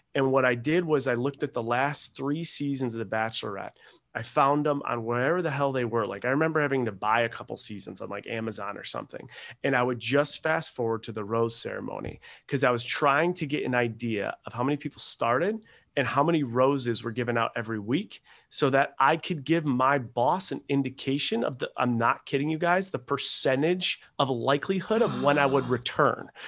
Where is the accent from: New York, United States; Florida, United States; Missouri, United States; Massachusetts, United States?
New York, United States; Buffalo; moved away as an adult; also born or lived in Rochester, New York / Seattle, Washington; I was born in Buffalo, New York, and I was uh, I played soccer in college, played hockey growing up